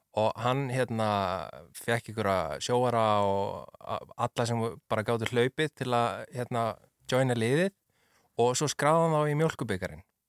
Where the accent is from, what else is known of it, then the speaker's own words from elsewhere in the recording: Ólafsvík, Western Region, Iceland; ég er frá Ólasvík sem er bara næsti bær við Ólst upp þar